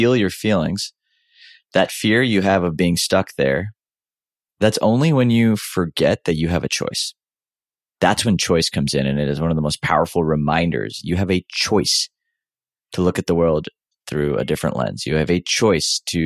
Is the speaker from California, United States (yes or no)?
no; Houston, Texas, United States; I grew up in Houston, Texas